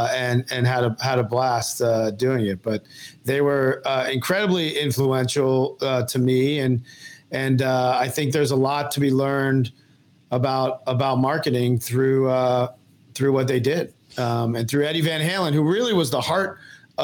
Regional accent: Virginia, United States; I grew up in Virginia

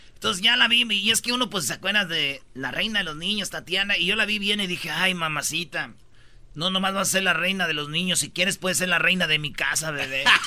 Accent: Mexico; los mexicanos somos latinos

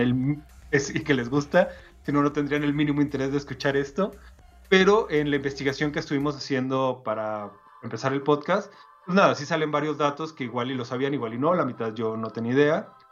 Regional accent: Mexico; yo soy mexicano

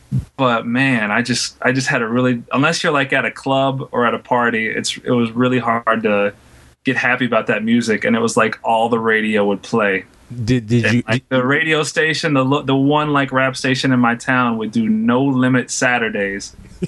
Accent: Louisiana, United States; I'm born and raised in Louisiana.

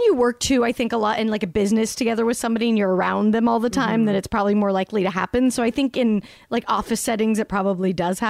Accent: Salt Lake City, Utah, United States; I grew up in Salt Lake.

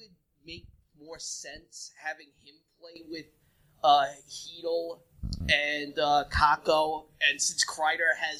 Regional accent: Levittown, New York, United States; I'm from Levittown

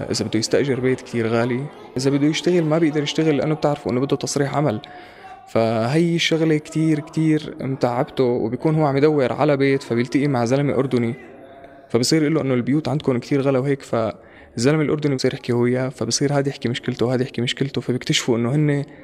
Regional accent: Syria; كان كوني أنا سوري هون

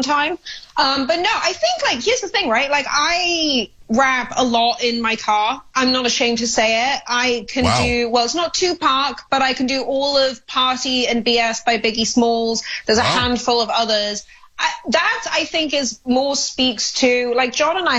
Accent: Wales, United Kingdom; now in United States; I, being a European, being Welsh

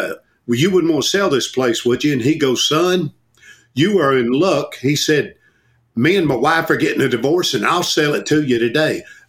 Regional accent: Portland, Tennessee, United States; moved away as an adult; now in Hendersonville, United States; my hometown, Portland, Tennessee, is only 15 miles from here.

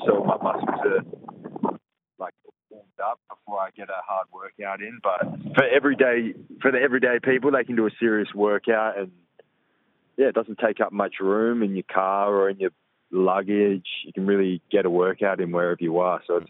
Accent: Perth, Western Australia, Australia; born or raised there

